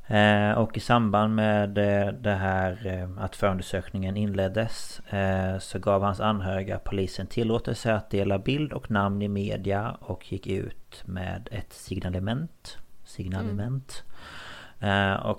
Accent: Markaryd, Kronoberg County, Sweden; born or raised there

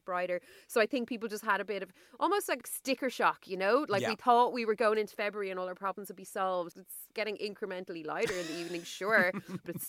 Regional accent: Ireland; as Irish hot girls

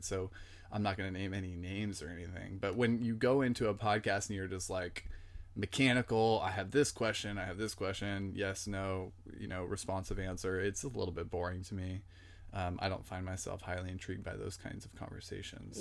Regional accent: San Jose, California, United States; born and raised in San Jose, California, the Bay Area

